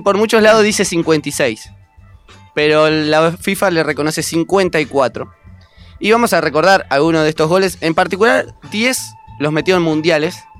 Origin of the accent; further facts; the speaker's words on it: Concepción del Uruguay, Entre Ríos, Argentina; moved away; En Concordia, pero yo soy de Concepción del Uruguay.